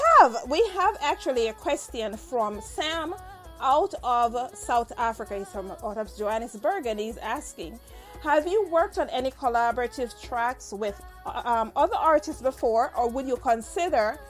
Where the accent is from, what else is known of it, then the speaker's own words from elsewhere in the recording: Saint Mary, Jamaica; also born or lived in Spanish Town; I was born in St. Mary